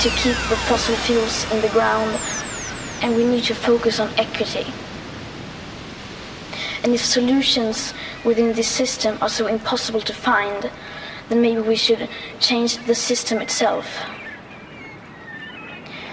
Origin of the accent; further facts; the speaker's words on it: Sweden; I'm 50 years old and I'm from Sweden